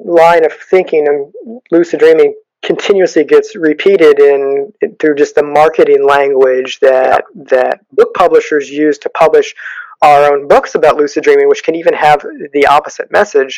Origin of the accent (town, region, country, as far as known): United States